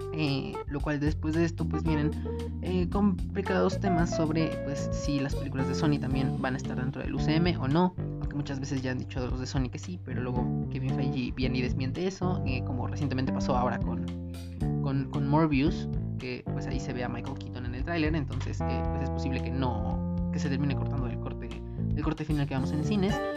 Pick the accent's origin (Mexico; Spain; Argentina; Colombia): Mexico; como mexicanos